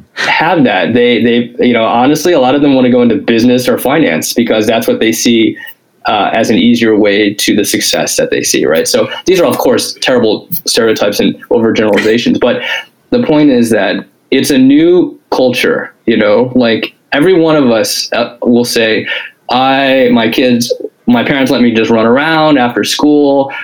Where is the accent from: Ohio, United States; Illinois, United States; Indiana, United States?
Illinois, United States; Springfield; I lived, I grew up in Springfield, Illinois